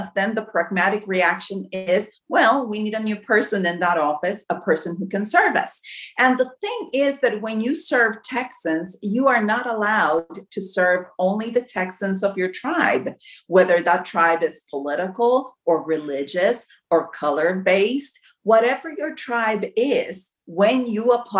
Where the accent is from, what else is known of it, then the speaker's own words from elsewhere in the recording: Mexico; also born or lived in United States; Well, I was born in Mexico. I am a bilingual, bicultural candidate. My father was an American. That's why I'm able to run, because I have dual citizenship. And I grew up half of my life in Mexico, half of my life in the United States.